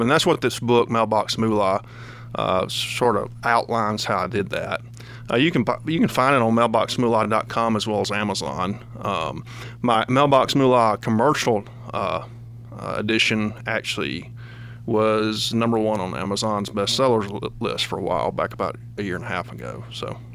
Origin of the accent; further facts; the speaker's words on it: Kosciusko, Mississippi, United States; now in Georgia, United States; when I was growing up in Mississippi